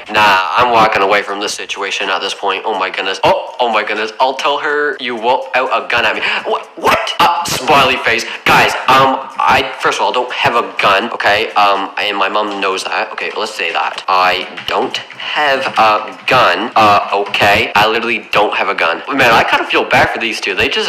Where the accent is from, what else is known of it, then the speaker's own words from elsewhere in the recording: Canada; I am sorry. I'm Canadian. I'm sorry, okay?